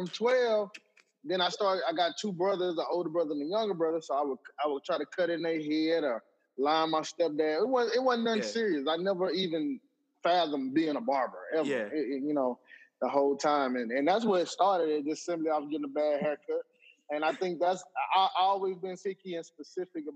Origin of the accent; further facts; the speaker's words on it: Bastrop, Louisiana, United States; I'm originally from a place called Bastrop, Louisiana. Bastrop. It's in Northeast Louisiana